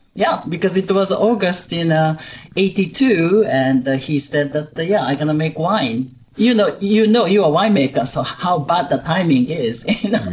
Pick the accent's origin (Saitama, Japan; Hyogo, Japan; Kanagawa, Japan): Hyogo, Japan; Kobe; moved away as an adult; also born or lived in Tokyo, Japan / London, United Kingdom / Caribbean; I was born and raised in Japan. Mm-hmm. Um, I'm originally from Kobe, Japan, and uh, I mainly grew up in Kobe